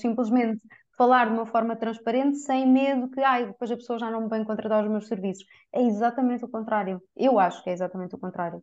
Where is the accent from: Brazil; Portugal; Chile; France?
Portugal; Coimbra, Centro; Eu sou de Coimbra.